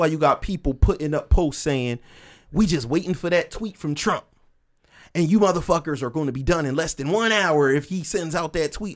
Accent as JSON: {"language": "English", "town": "Camden", "region": "New Jersey", "country": "United States", "tie": "born or raised there", "said": "I'm from Camden."}